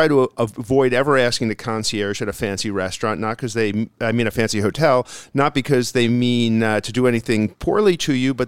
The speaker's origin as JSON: {"language": "English", "town": "New York City", "region": "New York", "country": "United States", "tie": "born or raised there", "said": "when I was growing up in Queens, we used to go to the Japanese neighborhoods to get sushi"}